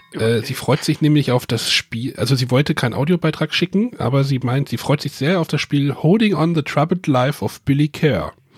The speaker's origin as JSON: {"language": "German", "country": "Germany"}